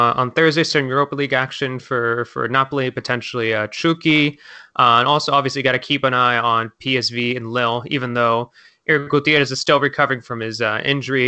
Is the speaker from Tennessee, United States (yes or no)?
no; California, United States; I'm from California